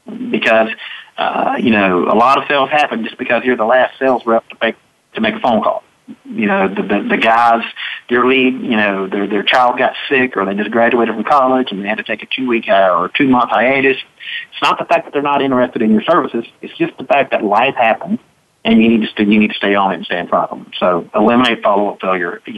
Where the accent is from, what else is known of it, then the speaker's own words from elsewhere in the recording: Mississippi, United States; I'm from Mississippi